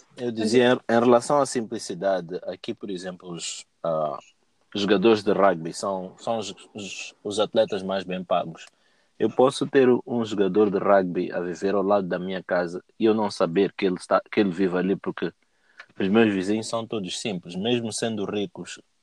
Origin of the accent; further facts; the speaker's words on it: Mozambique; eu cresci em Moçambique